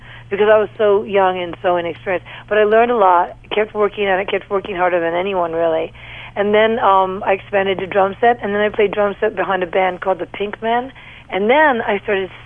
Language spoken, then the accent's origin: English; New York City, New York, United States; I grew up in New York, New York, on the Upper West Side of Manhattan, and yeah, that's where I grew up